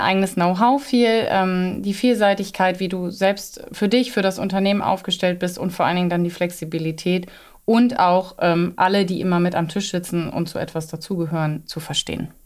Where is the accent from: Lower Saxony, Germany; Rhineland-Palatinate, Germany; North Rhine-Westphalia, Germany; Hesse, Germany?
Lower Saxony, Germany; Northeim; also born or lived in Osnabrück; komme aus dem südlichen Niedersachsen. Das ist im Landkreis Göttingen, Nordheim